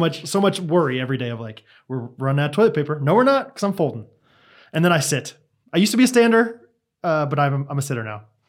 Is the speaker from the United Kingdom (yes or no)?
no; Kansas, United States; I'm literally in the middle of the United States